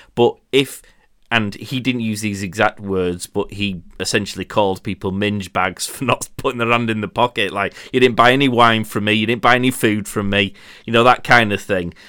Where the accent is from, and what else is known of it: Yorkshire and the Humber, United Kingdom